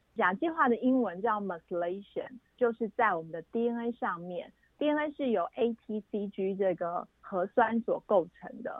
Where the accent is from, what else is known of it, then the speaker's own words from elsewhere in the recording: Taiwan; 也有可能在亚洲，我们台湾人